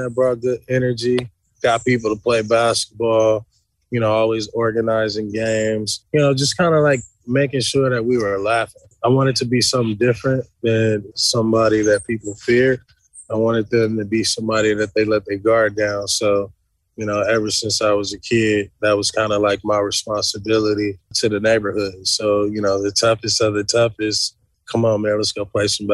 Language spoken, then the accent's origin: English; Los Angeles, California, United States; growing up in South Central in that day and time, it was really tough